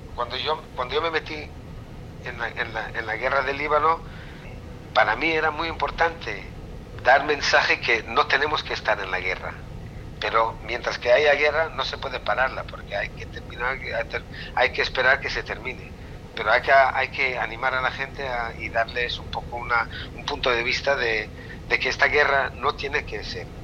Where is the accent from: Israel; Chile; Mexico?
Israel; also born or lived in Spain; yo soy israelí